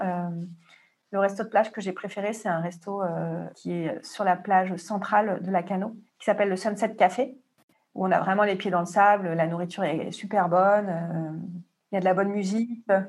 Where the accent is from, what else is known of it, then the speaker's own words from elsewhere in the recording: Marseille, Provence-Alpes-Côte d'Azur, France; moi, je suis de Marseille